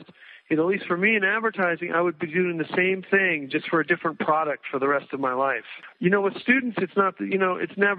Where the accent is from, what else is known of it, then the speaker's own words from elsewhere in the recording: East Coast, United States; moved away as an adult; also born or lived in New York; now in Santa Fe, United States; I grew up in the East Coast